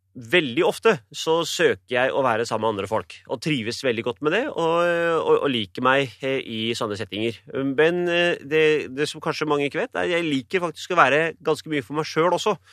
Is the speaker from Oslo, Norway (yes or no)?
yes; Oslo, Norway; jeg er født og oppvokst i Iladalen i en kommunal bolig.